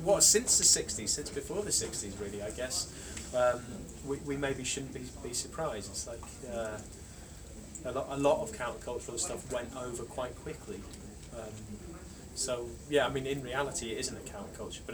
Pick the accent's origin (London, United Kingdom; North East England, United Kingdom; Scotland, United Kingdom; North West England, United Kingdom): North East England, United Kingdom; Darlington; my hometown, Darlington